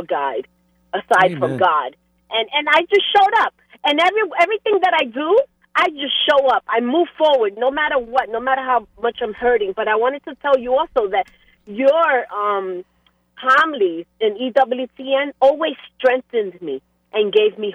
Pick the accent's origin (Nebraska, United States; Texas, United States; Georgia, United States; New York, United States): New York, United States; now in New Jersey, United States; I am originally born and raised in New York, but now I reside in New Jersey